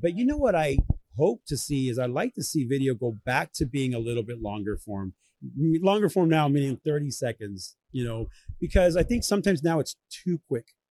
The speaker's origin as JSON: {"language": "English", "town": "Orlando", "region": "Florida", "country": "United States", "tie": "born or raised there", "also_born_or_lived": "Venezuela / Southern California", "lives_now": "Tampa, United States", "said": "I grew up here in Orlando"}